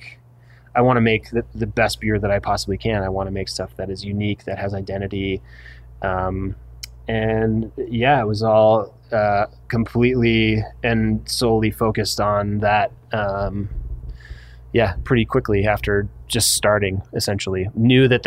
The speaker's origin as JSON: {"language": "English", "region": "Vermont", "country": "United States", "tie": "born or raised there", "moved": "yes", "lives_now": "Park City, United States", "said": "I grew up in Vermont"}